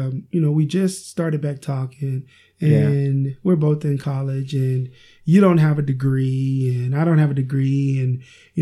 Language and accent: English; Oklahoma, United States; also born or lived in Iowa; I moved back from Iowa to Oklahoma to pursue a relationship with my wife